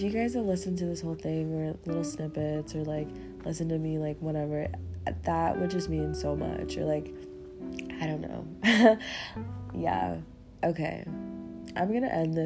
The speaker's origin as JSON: {"language": "English", "region": "Kansas", "country": "United States", "said": "I'm from Kansas"}